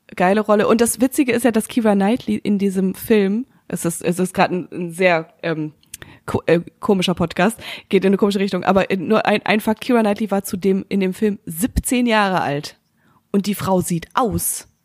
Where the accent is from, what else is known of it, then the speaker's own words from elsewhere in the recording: North Rhine-Westphalia, Germany; bei uns in Nordrhein-Westfalen